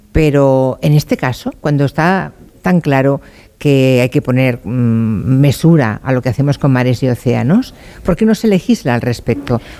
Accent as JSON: {"language": "Spanish", "region": "Galicia", "country": "Spain"}